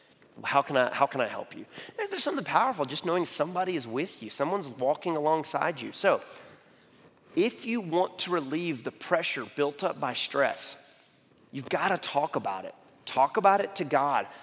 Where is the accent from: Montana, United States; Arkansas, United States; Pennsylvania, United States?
Arkansas, United States; I'm from Arkansas